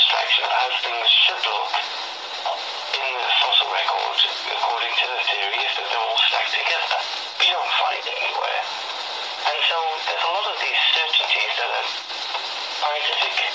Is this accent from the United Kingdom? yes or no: yes; Wales, United Kingdom; I'm from Wales